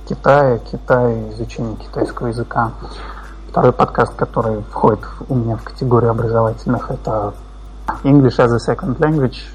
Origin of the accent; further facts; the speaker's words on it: Kazan, Tatarstan, Russia; я из Казани, это где-то в центре России